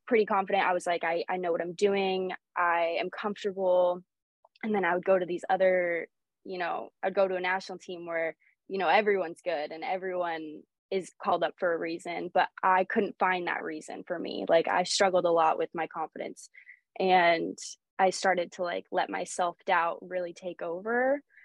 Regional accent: Sherwood, Oregon, United States; also born or lived in Lisbon, Portugal; I basically spent my whole life growing up here um, in Oregon

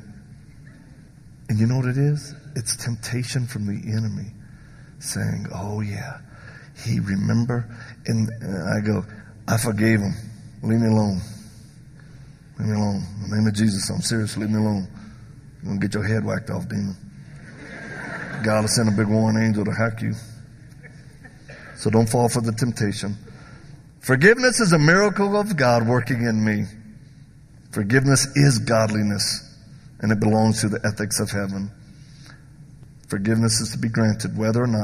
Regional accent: the South, United States; I'm from the South

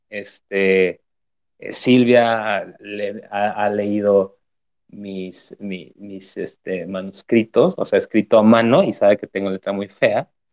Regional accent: Zamora, Michoacán, Mexico; moved away as an adult; now in Mexico City, Mexico; allá en Zamora, Michoacán, de donde soy.

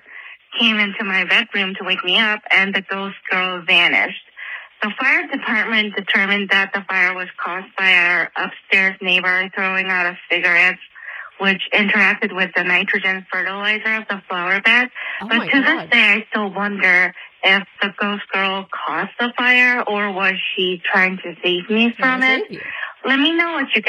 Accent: Seoul, South Korea; I am from Seoul, South Korea

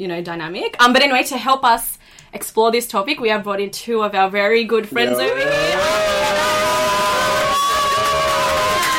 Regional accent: Australia; we've grown up being Australian, being Indonesian, also being Muslim

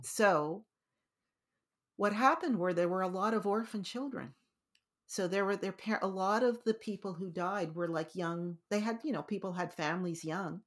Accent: Canada; we ended up being Canadians

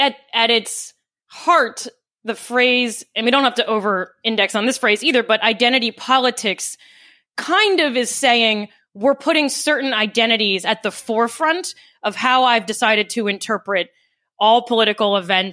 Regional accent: New York, United States; I'm non-binary, I'm a Democrat, I'm a New Yorker

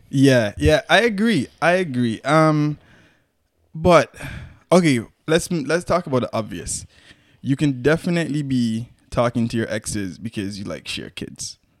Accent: Antigua & Barbuda; we're Antiguan, proud Antigans

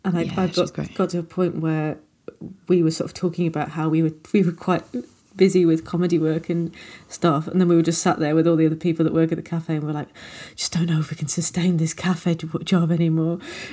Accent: Nottingham, East Midlands, United Kingdom; Yeah. You know, I'm from Nottingham.

